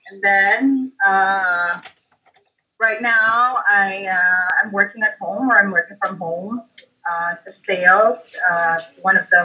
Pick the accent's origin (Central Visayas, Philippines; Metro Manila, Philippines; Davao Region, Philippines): Central Visayas, Philippines; Cebu City; moved away as an adult; now in Manila, Philippines; I was born in Cebu, grew up there, stayed there for 24 years, and then they decided to come back to Manila